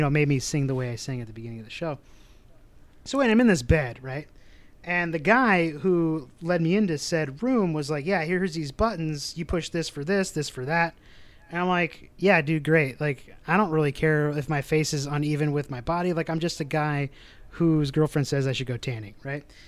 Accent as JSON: {"language": "English", "region": "Midwest", "country": "United States", "said": "we're from the Midwest"}